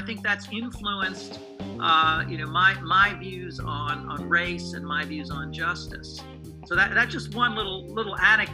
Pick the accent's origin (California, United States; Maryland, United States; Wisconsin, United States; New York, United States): Maryland, United States; Anne Arundel County; also born or lived in Baltimore, Maryland / Washington, D.C.; I was born in Baltimore, Maryland, and grew up in Anne Arundel County, Maryland